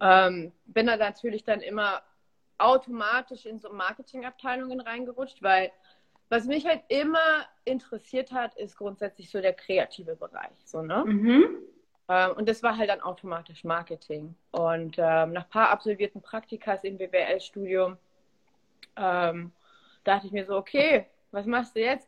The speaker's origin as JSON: {"language": "German", "town": "Munich", "region": "Bavaria", "country": "Germany", "tie": "born or raised there", "also_born_or_lived": "Olsztyn, Poland / Tegernsee / Berlin", "moved": "as an adult", "lives_now": "Los Angeles, United States", "said": "dann bin ich in Bayern aufgewachsen, zur Schule gegangen"}